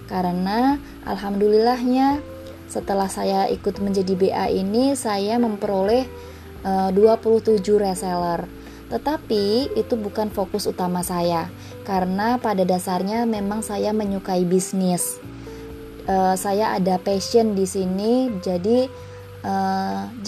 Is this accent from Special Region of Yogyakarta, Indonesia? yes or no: yes; Yogyakarta, Special Region of Yogyakarta, Indonesia; now in Tangerang, Indonesia; Saya berasal dari kota Yogyakarta, tetapi saat ini saya bekerja di Jakarta Utara dan tinggal di Tangerang.